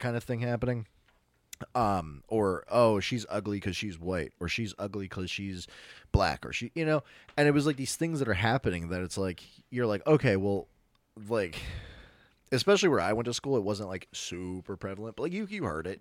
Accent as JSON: {"language": "English", "country": "United States"}